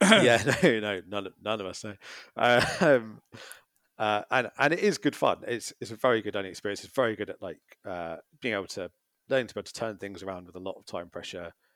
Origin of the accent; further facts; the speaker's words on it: Brighton, South East England, United Kingdom; Brighton's my hometown.